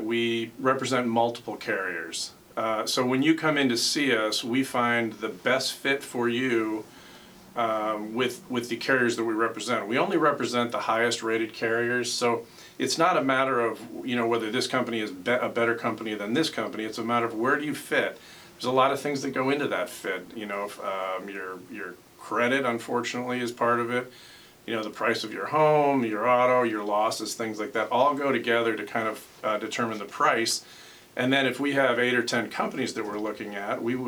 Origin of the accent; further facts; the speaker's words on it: New York, United States; moved away as an adult; also born or lived in Galesburg, Illinois; I grew up in New York through high school.